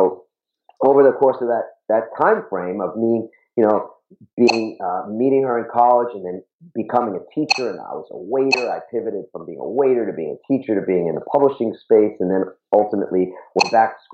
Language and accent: English; New York City, New York, United States; I grew up in Queens, New York.